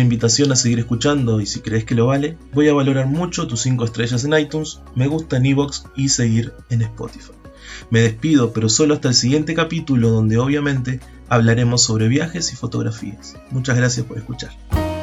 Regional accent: Uruguay; Nací en Uruguay y soy docente de primaria.

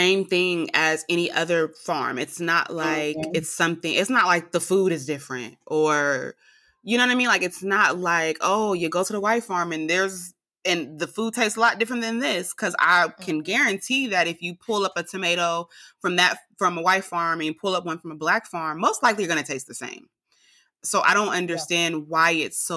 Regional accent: California, United States; also born or lived in Alabama; now in Georgia, United States; I'm from California

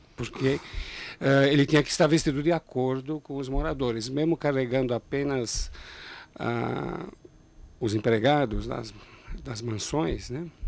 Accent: Italy; now in São Paulo, Brazil; eu, por exemplo, nasci na Itália

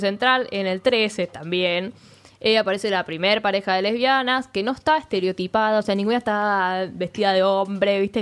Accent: Argentina

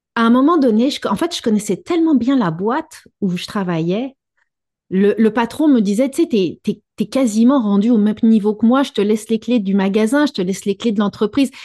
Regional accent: Quebec, Canada; chez nous au Québec

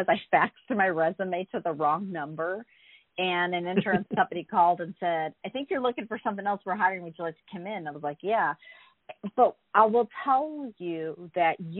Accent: St. Louis, Missouri, United States; moved away as an adult; also born or lived in San Francisco; I grew up in St. Louis, Missouri, and when I was 19, I got in a car by myself and drove to San Francisco

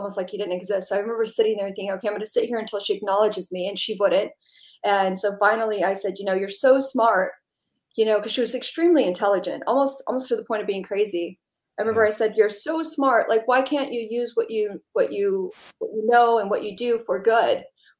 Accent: California, United States; also born or lived in Dallas; Lived all over Southern California, Native American reservation, Manzanita, on and off too. But I was born in Dallas, but it was all over.

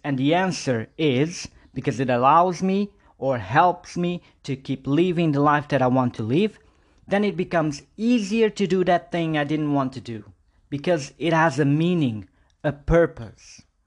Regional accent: Porto, Norte, Portugal; moved away as an adult; now in Budapest, Hungary; I'm still living in my hometown in Porto 8 years ago

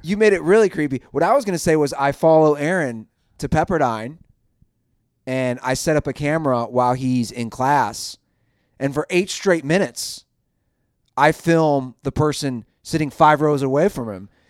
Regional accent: Cincinnati, Ohio, United States; I'm a guy from Cincinnati, Ohio

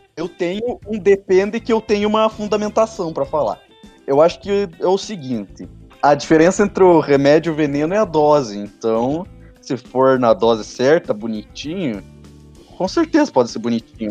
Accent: South Region, Brazil; accent: southern (Sul)

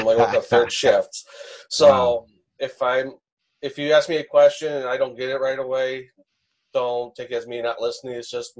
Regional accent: Wisconsin, United States; I'm from Maguanago.

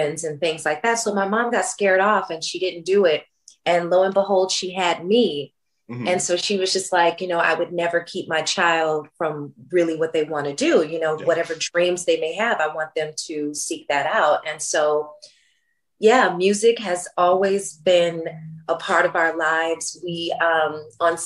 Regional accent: Memphis, Tennessee, United States; I'm from Memphis, Tennessee

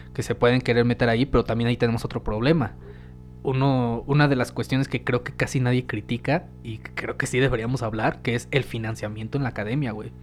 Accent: Mexico; como mexicanos

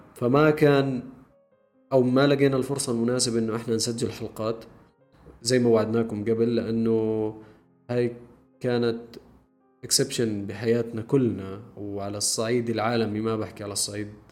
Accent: Jordan; احنا عندنا بالاردن

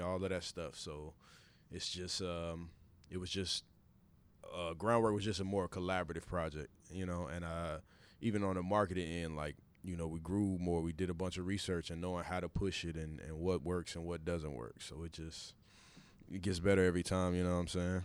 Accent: Kansas City, Missouri, United States; we're both from Kansas City

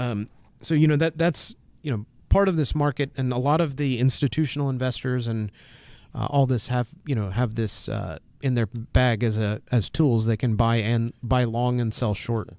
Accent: United States; as an American

